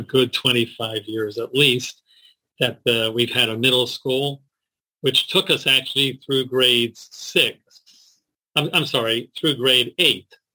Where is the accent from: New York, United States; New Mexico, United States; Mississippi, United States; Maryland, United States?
Maryland, United States; Baltimore; also born or lived in Jerusalem, Israel; Born and bred in Baltimore, here in Baltimore, Maryland